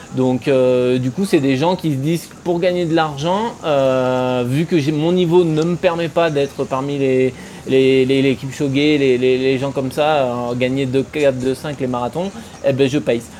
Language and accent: French; France; en tant que Français